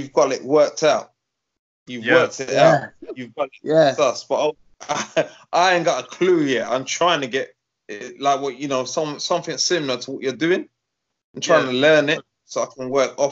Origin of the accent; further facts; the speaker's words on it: London, United Kingdom; I'm from Islington